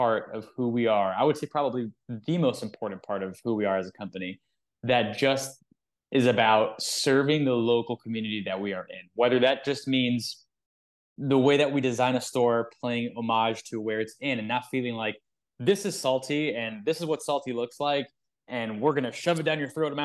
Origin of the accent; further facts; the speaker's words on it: South Florida, United States; we're from South Florida